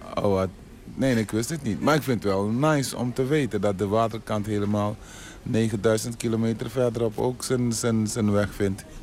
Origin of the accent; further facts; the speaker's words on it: Suriname; accent: Surinamese; moved away; also born or lived in Tilburg; ik heb toch een Surinaams accent